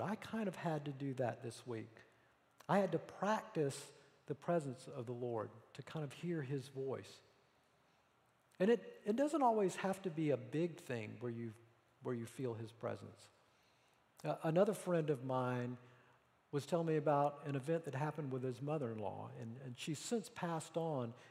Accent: the Bible Belt, United States; I grew up in the Bible Belt

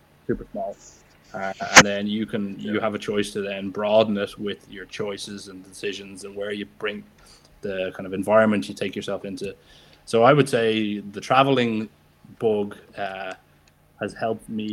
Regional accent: Ireland; I'm from Ireland

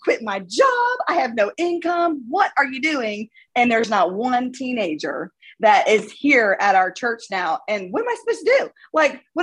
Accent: South Florida, United States; now in Birmingham, United States; I'm from South Florida and that's kind of way I'm used to that kind of environment from where I grew up

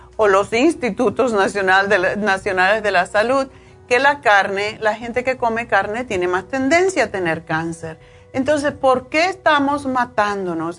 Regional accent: Cuba; yo soy cubana

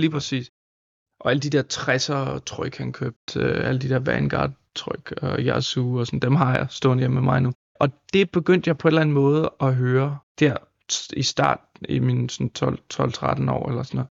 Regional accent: San Francisco Bay Area, California, United States; now in Denmark; jeg voksede op i San Francisco Bay Area

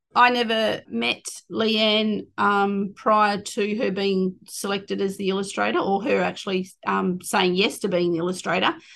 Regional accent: Collie, Western Australia, Australia; on my mum's side, Wilman, um, which is Collie. That's where I was born. I was raised on Wilman Budger um, right up until I left after year 12.

